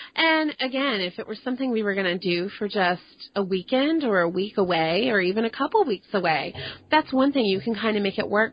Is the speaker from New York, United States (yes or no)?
no; Dallas, Texas, United States; I grew up in te- in Dallas and uh, in Texas